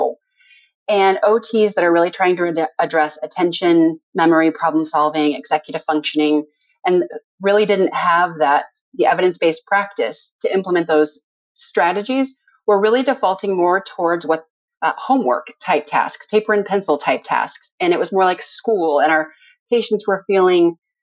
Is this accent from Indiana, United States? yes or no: yes; Valparaiso, Indiana, United States; also born or lived in Evansville, Indiana; now in Indianapolis, United States; So I grew up in Valparaiso